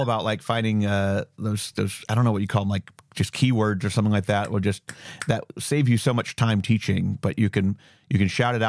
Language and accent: English; Mentor, Ohio, United States; I'm from Mentor